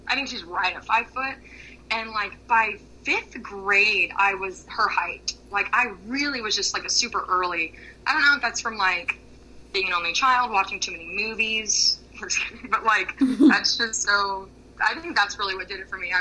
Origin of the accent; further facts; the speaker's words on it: Florida, United States; growing up in Florida